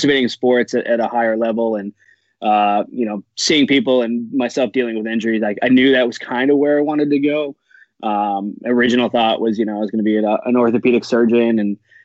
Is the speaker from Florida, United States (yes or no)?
no; Warwick, Rhode Island, United States; I grew up in Warwick, Rhode Island